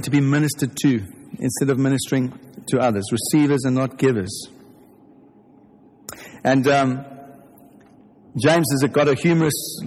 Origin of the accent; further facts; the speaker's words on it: South Africa; you can tell from my accent if you're English that I'm not English. I'm from South Africa